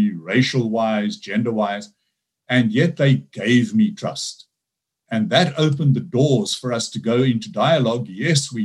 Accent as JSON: {"language": "English", "country": "South Africa", "tie": "born or raised there", "said": "I'm a South African, Dutch descent, but my ancestors came to South Africa in the late 1600s, so born and bred African. So one of the biggest things is that I grew up under apartheid"}